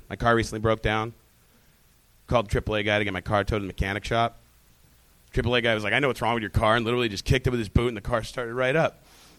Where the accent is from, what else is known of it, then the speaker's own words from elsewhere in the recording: Rancho Cucamonga, California, United States; Rancho Cucamonga, California.